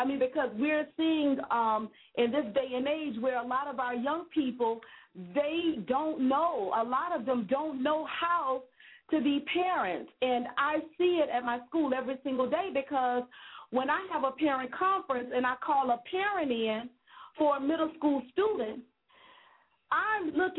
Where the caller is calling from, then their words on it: West Palm Beach, Florida, United States; I'm calling from West Palm Beach, Florida, and I work with a lot of young middle school students